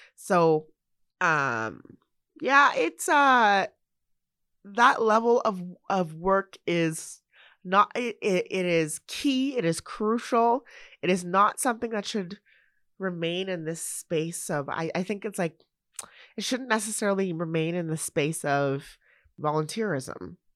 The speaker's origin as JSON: {"language": "English", "country": "Canada", "tie": "born or raised there", "said": "I'm a Canadian citizen, born here, raised here, living in the place where I was born and raised in this country"}